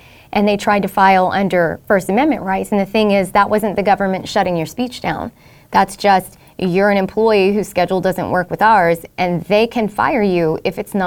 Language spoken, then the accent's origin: English; Southeast Texas, United States; We grew up in Southeast Texas